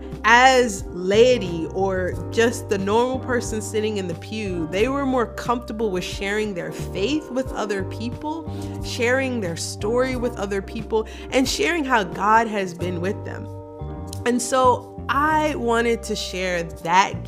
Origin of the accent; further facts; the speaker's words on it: Wilmington, Delaware, United States; moved away; also born or lived in Washington, D.C.; I grew up in Wilmington, Delaware, and now I serve as a pastor